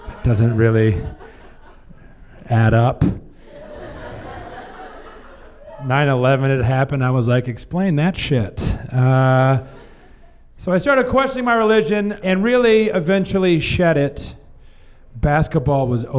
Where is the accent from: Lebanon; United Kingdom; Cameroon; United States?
United States; South Missouri; I grew up in South Missouri in the Bible Belt